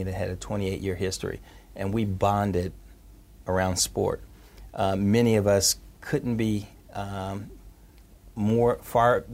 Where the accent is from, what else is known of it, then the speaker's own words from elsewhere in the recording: Indianapolis, Indiana, United States; I'm from Indianapolis public schools.